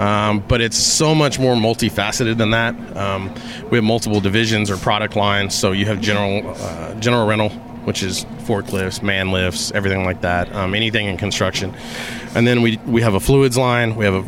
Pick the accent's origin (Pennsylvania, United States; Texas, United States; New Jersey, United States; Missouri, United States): Texas, United States; Harlingen; also born or lived in El Paso, Texas / McAllen, Texas; I was born in El Paso, Texas in 1980. My dad was the manager of a Luby's cafeteria in downtown El Paso. And then we moved to McAllen, and then we moved to Harlingen. So I grew up in a border town all my life.